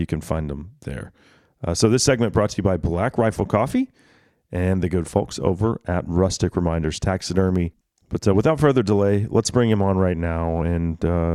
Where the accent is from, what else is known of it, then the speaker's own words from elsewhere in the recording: Dallas, Texas, United States; I grew up in Dallas